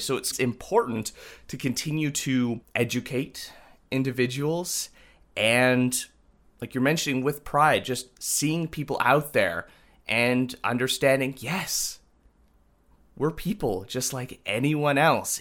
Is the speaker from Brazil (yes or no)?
no; Winkler, Manitoba, Canada; Growing up in Winkler, you know, in a lot of elements, it was very sheltered